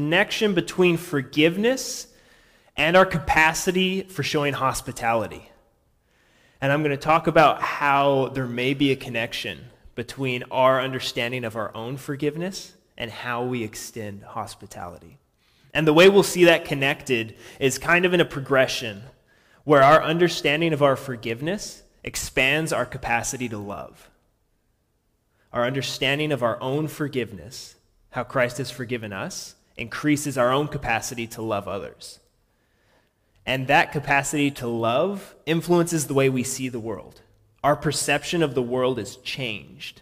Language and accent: English; Washington, United States; also born or lived in Montana; I'm from Washington State originally